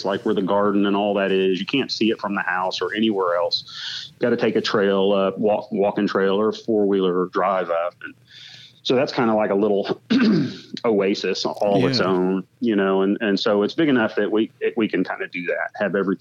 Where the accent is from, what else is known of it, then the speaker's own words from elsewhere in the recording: Alaska, United States; also born or lived in Houston, Texas; now in Tennessee, United States; growing up in Alaska, real rural, like I did